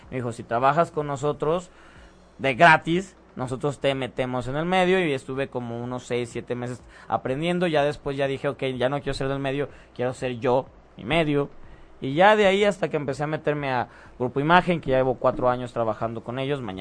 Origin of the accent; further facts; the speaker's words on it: Guadalajara, Jalisco, Mexico; moved away as an adult; now in Mexico City, Mexico; Me, yo de Guadalajara me vine aquí a la Ciudad